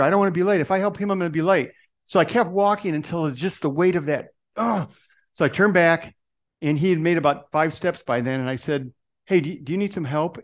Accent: Detroit, Michigan, United States; moved away; That's where I was born. I'm from Detroit originally.

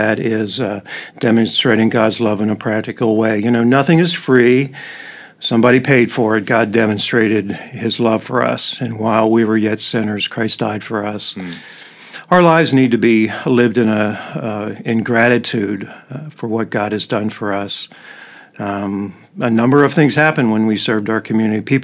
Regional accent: Lancaster, Pennsylvania, United States; moved away as an adult; now in Wooster, United States; I grew up in Lancaster, Pennsylvania.

